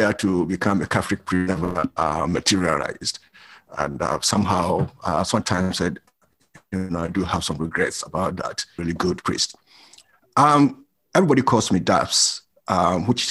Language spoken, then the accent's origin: English; Brong-Ahafo, Ghana; moved away as an adult; also born or lived in Kumasi, Ghana / United Kingdom; I grew up in Ghana, came to the UK in 1990